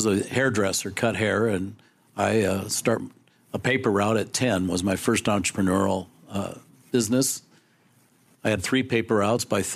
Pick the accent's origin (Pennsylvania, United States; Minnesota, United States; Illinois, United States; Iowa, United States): Iowa, United States; Council Bluffs; I was born in Council Bluffs, Iowa